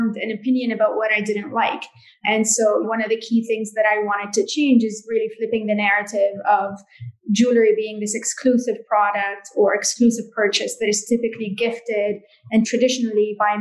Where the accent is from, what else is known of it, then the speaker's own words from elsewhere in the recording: Jordan; grew up in Jordan and I'm a third generation in my family to work in jewelry